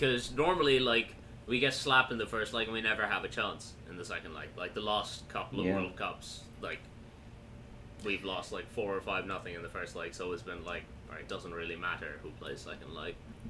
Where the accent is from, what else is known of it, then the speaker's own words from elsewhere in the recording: Pakistan; My grandparents were born in British India. Yeah. That doesn't mean I'm not Pakistani.